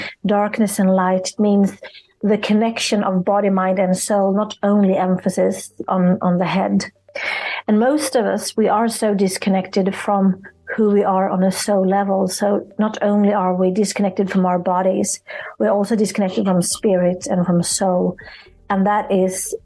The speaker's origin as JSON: {"language": "English", "country": "Sweden", "said": "I'm from Sweden"}